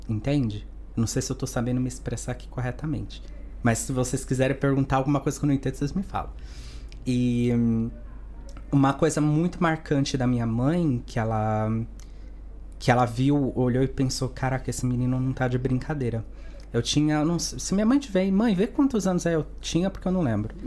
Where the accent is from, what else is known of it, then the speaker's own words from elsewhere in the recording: Santos, São Paulo, Brazil; moved away as an adult; now in Spain; Eu sou de Santos, uma cidade pequena em São Paulo, é, de Neymar e Pelé